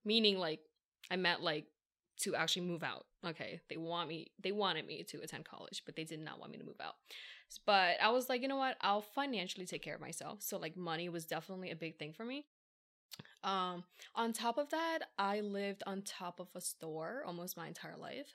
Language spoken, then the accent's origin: English; Philadelphia, Pennsylvania, United States; first language English; born and raised in Philly